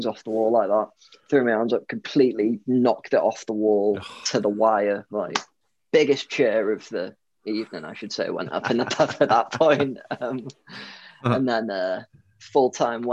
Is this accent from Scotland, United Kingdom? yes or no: no; Rhyl, Welsh, Wales, United Kingdom; also born or lived in Leeds; We're from Real, so our reputation precedes us